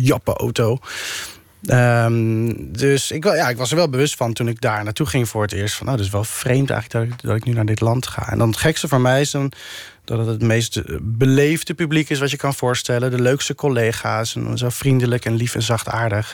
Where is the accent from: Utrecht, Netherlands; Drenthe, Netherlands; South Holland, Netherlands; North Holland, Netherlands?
South Holland, Netherlands; The Hague; ik kom ook uit Den Haag, dus, eh, in mijn straat, eh, in Bohemen, de Lohengrinstraat